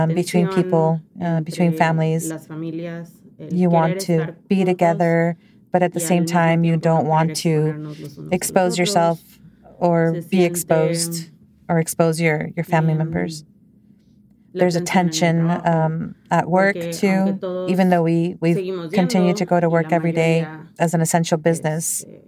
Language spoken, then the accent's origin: English; Mexico; moved away; I come from Mexico, and you know, have my culture